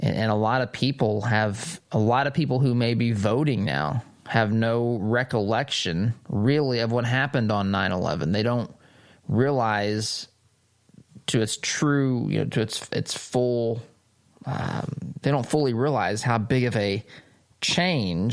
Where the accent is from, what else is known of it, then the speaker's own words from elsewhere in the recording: United States; I am an American